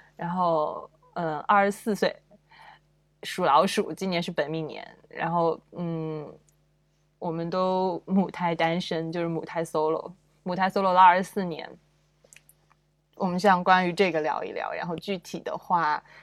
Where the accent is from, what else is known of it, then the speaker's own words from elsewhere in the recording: China; 我们中国人谈恋爱都要讲姻缘